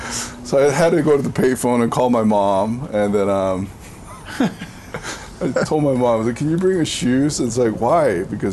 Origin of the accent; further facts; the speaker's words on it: California, United States; back in the 90s, growing up in Southern California, there was a lot of stuff that was happening.